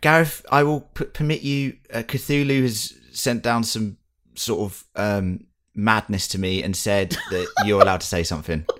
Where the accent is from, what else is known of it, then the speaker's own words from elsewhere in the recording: United Kingdom; we're British